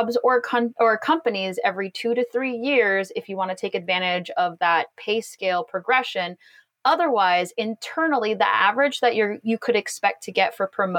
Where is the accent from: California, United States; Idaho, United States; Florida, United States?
California, United States; Los Angeles; moved away as an adult; also born or lived in Boston / China; I grew up in an all Chinese neighborhood in Los Angeles